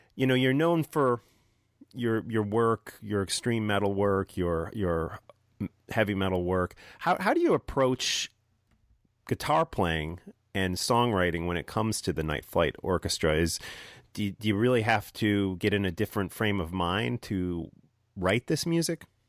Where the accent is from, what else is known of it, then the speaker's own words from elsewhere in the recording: New Jersey, United States; my home state of New Jersey